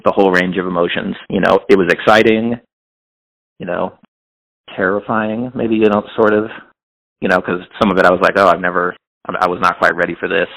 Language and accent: English; Hannibal, Missouri, United States; now in Kansas City, United States